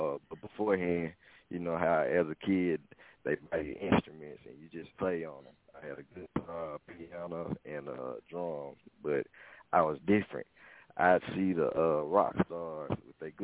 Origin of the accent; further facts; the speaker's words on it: Laurel, Mississippi, United States; at Laura High School, I'm from Laura, Mississippi